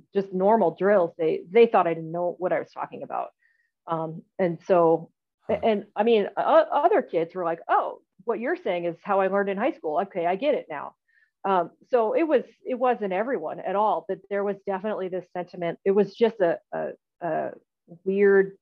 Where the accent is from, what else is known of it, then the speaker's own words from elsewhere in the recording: Iowa City, Iowa, United States; moved away as an adult; also born or lived in East Coast / Nebraska; I was raised in Iowa